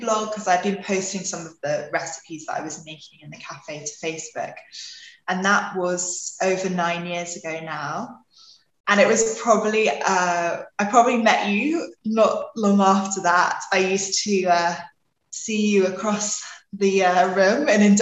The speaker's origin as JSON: {"language": "English", "region": "London", "country": "United Kingdom", "also_born_or_lived": "Australia", "said": "I'm from London, but parents are from New Zealand"}